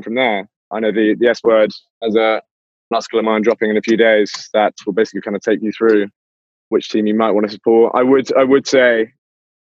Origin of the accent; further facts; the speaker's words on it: England, United Kingdom; as an Englishman